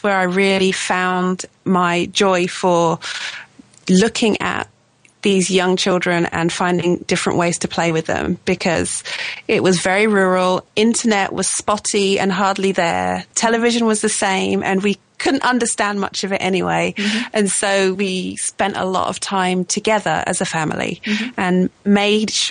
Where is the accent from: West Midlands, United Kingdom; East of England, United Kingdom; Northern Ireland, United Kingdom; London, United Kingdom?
East of England, United Kingdom; Suffolk; moved away as an adult; also born or lived in Italy / Oregon / Colorado; now in Leeds, United Kingdom; I'm from the south. I'm from Suffolk, which is the big fat bit on the right-hand side